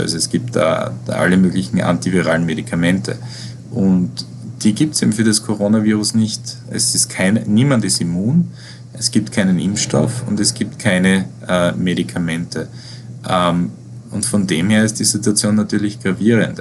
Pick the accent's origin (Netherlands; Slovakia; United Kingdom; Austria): Austria; Styria; moved away as an adult; also born or lived in Vienna, Austria; now in New York, United States; Ich komme aus, ich komme aus der Steiermark.